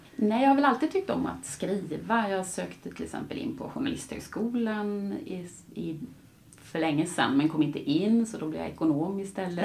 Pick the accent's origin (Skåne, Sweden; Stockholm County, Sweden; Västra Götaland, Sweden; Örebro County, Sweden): Västra Götaland, Sweden; Gothenburg; moved away; also born or lived in Latin America; nu flyttar jag tillbaka då till eh, Göteborg, min hemstad